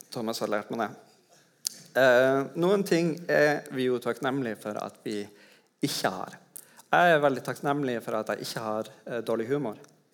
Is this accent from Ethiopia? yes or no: no; Tromsø, Troms, Norway; i Tromsø, der jeg kommer fra.